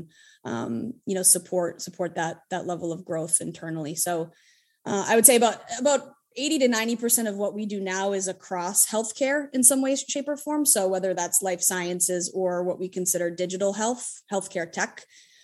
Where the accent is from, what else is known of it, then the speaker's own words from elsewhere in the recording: Hudson, Massachusetts, United States; I'm a born and raised Massachusetts native. I grew up in a little town called Hudson, Massachusetts